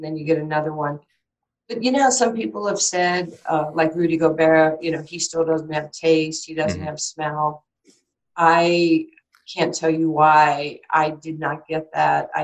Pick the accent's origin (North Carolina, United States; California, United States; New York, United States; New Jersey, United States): New York, United States; We were one grandfather away from food stamps growing up in New York